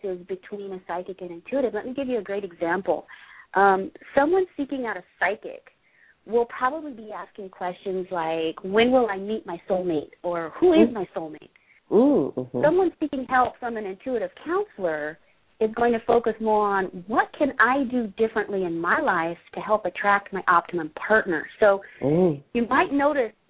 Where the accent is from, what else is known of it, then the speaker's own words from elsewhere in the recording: England, United Kingdom; moved away; I grew up in England